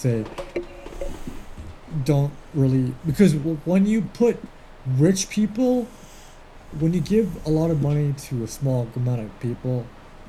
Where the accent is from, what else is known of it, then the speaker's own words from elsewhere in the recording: Canada; I'm Canadian